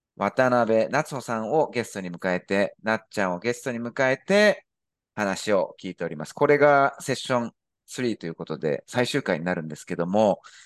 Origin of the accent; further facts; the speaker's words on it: Japan; moved away; 私も日本人として、まあ、外国人として、あの、海外に住んでるわけで